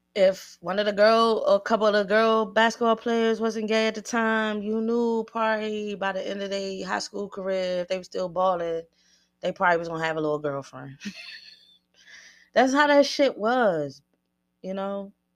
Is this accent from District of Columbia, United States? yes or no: yes; Washington, District of Columbia, United States; I grew up on the East Coast, mid-thirties, eighties babies